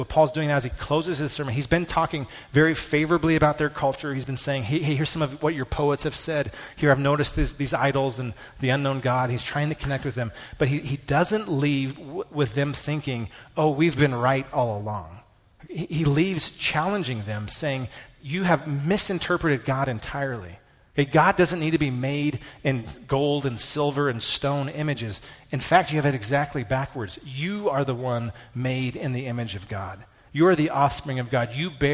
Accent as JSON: {"language": "English", "country": "United States", "said": "as American evangelicals"}